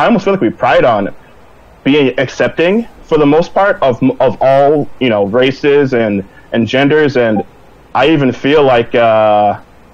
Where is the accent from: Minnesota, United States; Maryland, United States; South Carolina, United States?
Minnesota, United States; Minneapolis; I'm from Minneapolis, Minnesota